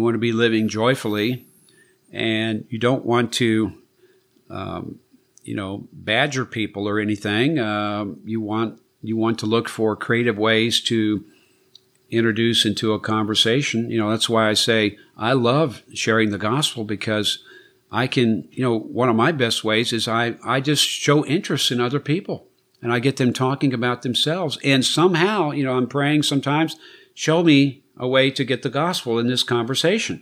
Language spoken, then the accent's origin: English; United States; as an American